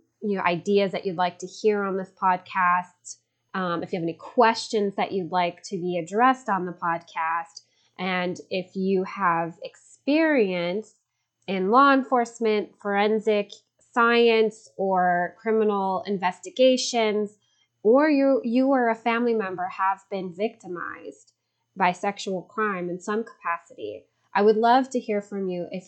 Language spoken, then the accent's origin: English; Chicago, Illinois, United States; now in Los Angeles, United States; I am speaking to you from sunny Los Angeles, California, although I'm originally from Chicago.